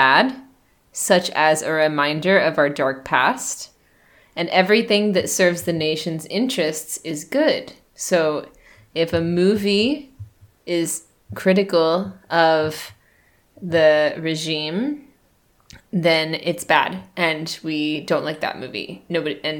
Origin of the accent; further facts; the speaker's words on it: United States; now in China; I'm an American, and I live in China